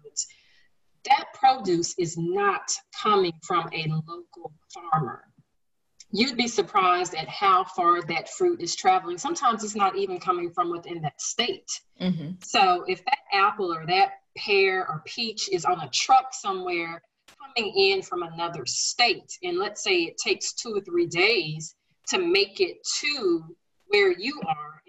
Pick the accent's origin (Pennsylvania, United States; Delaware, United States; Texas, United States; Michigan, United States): Texas, United States; Dallas; I'm here in Dallas. I grew up in Dallas